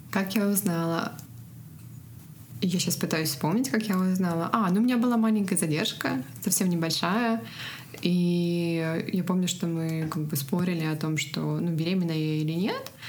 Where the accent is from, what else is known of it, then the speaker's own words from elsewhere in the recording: Russia; now in California, United States; Мы обе родом из России, но сейчас живем в Америке. Я живу в Калифорнии почти два года.